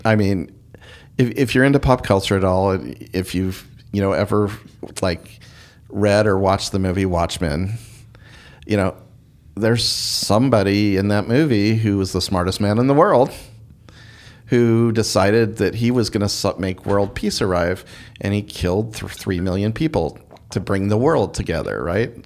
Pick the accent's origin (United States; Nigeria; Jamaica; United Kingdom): United States; Eastern Oregon; I grew up in Eastern Oregon where there's a lot more sun than there is over here